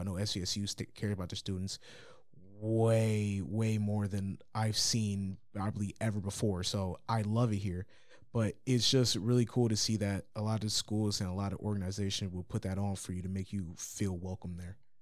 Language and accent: English; New Lothrop, Michigan, United States; I'm from New Lothrop